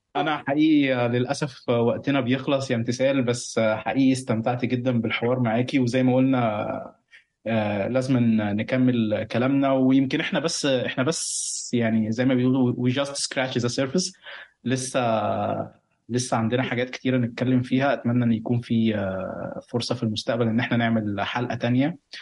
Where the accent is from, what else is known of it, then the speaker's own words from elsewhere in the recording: Egypt; now in Lebanon; بعرف نفسي مصري مقيم في لبنان